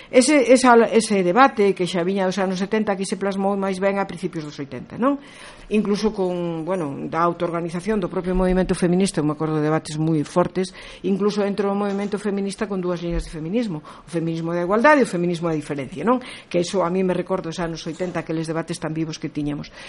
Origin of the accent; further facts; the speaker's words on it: Galicia, Spain; son galega e polo tanto considero que a miña maneira de estar no mundo é como muller e como galega.